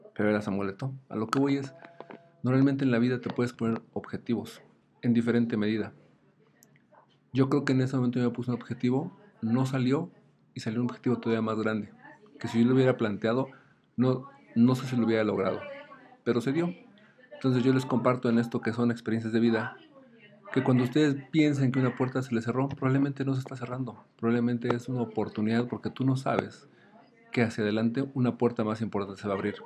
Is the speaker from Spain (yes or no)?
no; Mexico